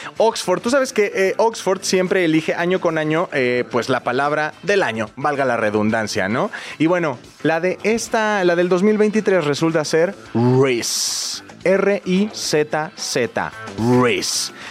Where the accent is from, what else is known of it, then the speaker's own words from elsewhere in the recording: Mexico City, Mexico; Yo soy chilango, todo se llama quesadilla y todo va en bolillo.